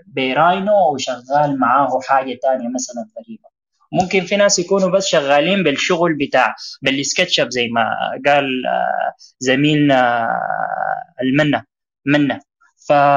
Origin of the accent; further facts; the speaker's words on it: Sudan; في بلدنا السودان